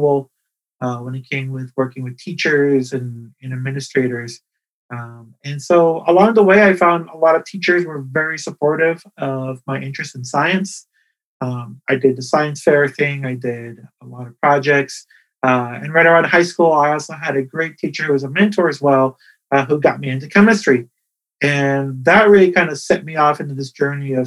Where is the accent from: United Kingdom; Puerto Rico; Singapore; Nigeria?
Puerto Rico; Ponce; I was born in Puerto Rico, in the town of Ponce